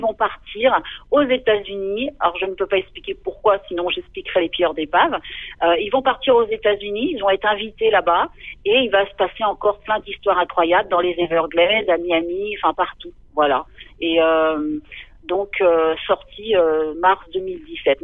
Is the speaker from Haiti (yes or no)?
no; Concarneau, Brittany, France; also born or lived in Quimper; je suis originaire de Concarneau donc euh, une station balnéaire de, de, Bretagne. Et euh, donc j'ai vécu là-bas et puis à Quimper aussi